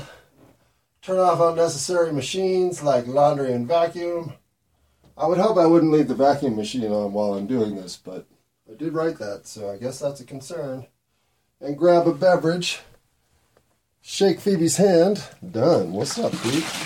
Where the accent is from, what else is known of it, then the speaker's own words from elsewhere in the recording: United States; I'm an American